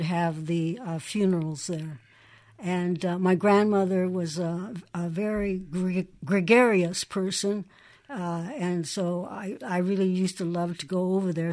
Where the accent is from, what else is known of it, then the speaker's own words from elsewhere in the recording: Davenport, Iowa, United States; also born or lived in Mexico; now in New Mexico, United States; when we grew up in Cook's Point, which no longer exists. It was almost right across from Credit Island.